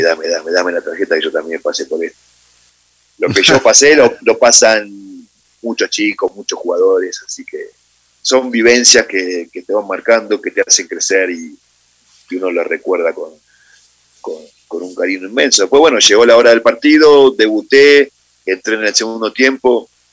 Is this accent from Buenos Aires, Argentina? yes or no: yes; Buenos Aires, Argentina; moved away as an adult; also born or lived in Madrid, Spain; now in Ecuador; yo nací en Capital Federal, en Buenos Aires, Argentina, en eh, el año 75